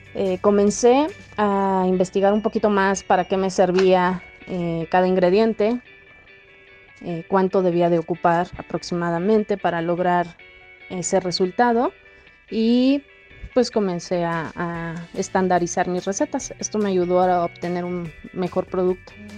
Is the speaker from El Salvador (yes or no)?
no; Mexico; muchas de las familias mexicanas hemos, hemos pasado alguna vez